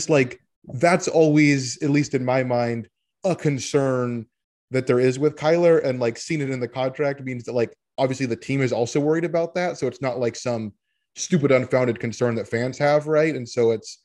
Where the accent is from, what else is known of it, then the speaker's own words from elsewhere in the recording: Portland, Oregon, United States; I'm from Portland, Oregon